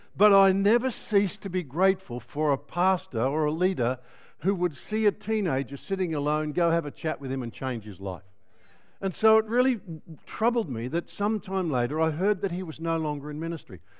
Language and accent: English; Melbourne, Victoria, Australia; I come from Melbourne, where it rains a lot.